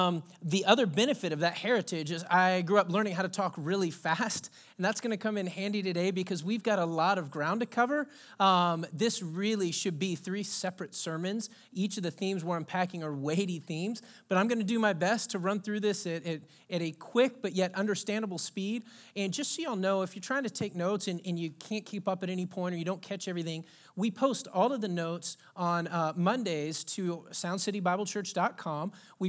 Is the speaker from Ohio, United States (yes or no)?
no; Texas, United States; now in Pacific Northwest, United States; I come from a rich Southern heritage. I was born and raised in Texas. My dad grew up in Pine Ridge, Mississippi, which he always says is an old Indian term for land of the redneck. And my mom's from Athens, Georgia.